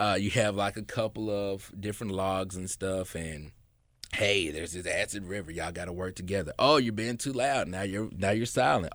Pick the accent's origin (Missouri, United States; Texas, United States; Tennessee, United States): Tennessee, United States; Memphis; I grew up right there on Neely Road, uh, went to Graves Elementary